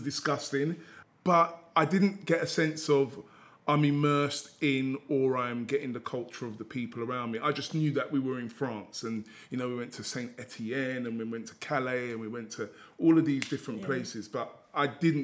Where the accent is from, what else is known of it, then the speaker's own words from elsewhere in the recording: England, United Kingdom; We were English. We were from a children's home.